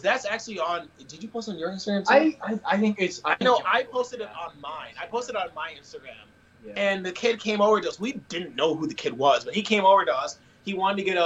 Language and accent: English; Syracuse, New York, United States; We're from Syracuse, New York